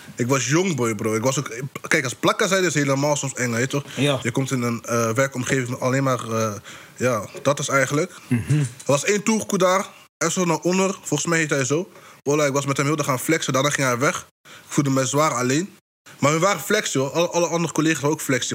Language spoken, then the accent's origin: Dutch; North Brabant, Netherlands; Kijk, wij komen uit Brabant. Misschien kan je horen aan mijn accent een beetje soms. Maar wij komen uit Brabant